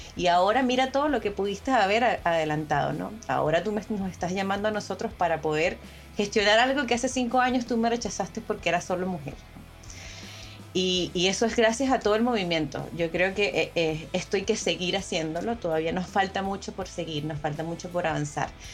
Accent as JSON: {"language": "Spanish", "country": "Venezuela", "moved": "as an adult", "lives_now": "Chile", "said": "yo vengo de Venezuela, yo soy venezolana, ¿no? Eh, tengo seis años acá en Chile"}